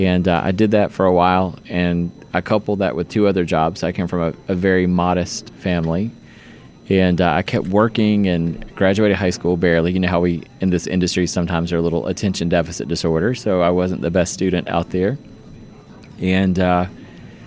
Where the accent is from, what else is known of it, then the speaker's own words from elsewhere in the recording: Easley, South Carolina, United States; now in Johns Creek, Georgia, United States; I actually was born in a little town called Easley, South Carolina. So it's near Greenville.